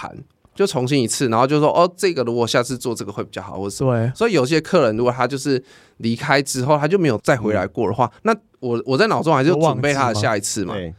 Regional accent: Taichung, Taiwan; 没有没有没有，因为我是台中人，然后我们家已经被那个财团买走了

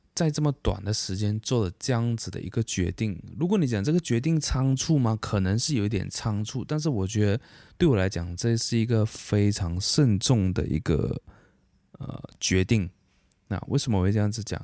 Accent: Sibu, Sarawak, Malaysia; moved away as an adult; now in Kuching, Malaysia; 我大学就是在西部读的

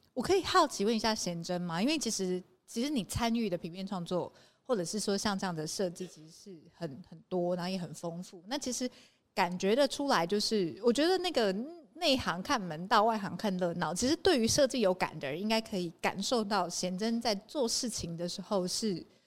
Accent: Taipei, Taiwan; moved away as an adult; now in Taitung, Taiwan; 我是台北人，然后来台东台东工作

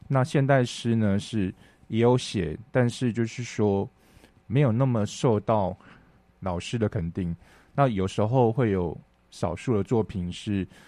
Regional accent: Chiayi, Taiwan; moved away as an adult; also born or lived in Hualien; 我那时候在嘉义长大，然后我在高职的时候是读

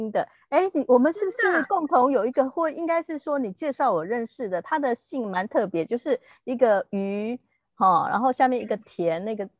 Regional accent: Taiwan; moved away as an adult; also born or lived in Shanghai; 即使我们当时候都还是台胞的身份，

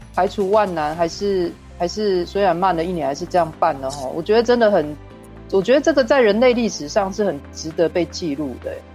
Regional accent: Taiwan; 像我们台湾人哦，台湾，我，我说真的，我从小看那个节目长大

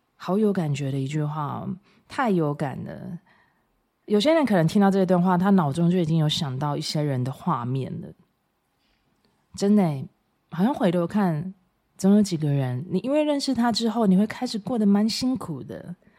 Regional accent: Taiwan; 我真的都觉得我身为台湾人好骄傲

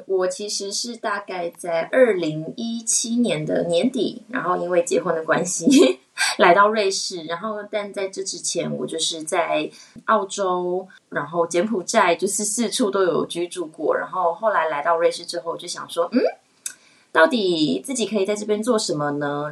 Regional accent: Taiwan; moved away as an adult; also born or lived in Australia; now in Switzerland; 其实我一开始在台北，嗯，有百事集，然后那个时候也有去做推广。我觉得用母语跟嗯比较了解自己国家，就是台湾人的民情，我觉得会比较容易去做推广。然后来瑞士的时候

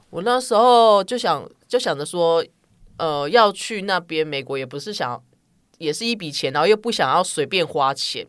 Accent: Taichung, Taiwan; now in Taipei, Taiwan; 我讲普通话，其实没有什么，呃，台中腔什么，但是我是讲台语人知，我是台中人

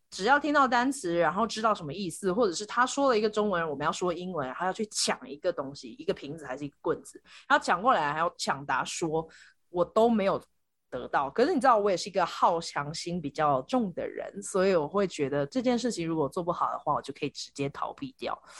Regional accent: Taiwan; also born or lived in United States; 我搬回台湾的时候，我才两岁半，我弟弟半岁

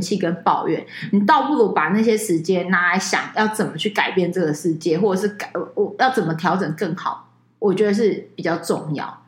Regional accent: Taiwan; 我们台湾人嘛

